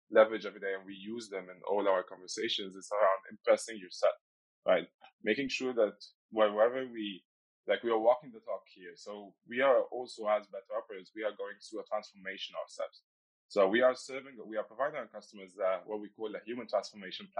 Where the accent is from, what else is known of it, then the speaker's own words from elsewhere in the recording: Egypt; moved away as an adult; now in Netherlands; I'm originally from Egypt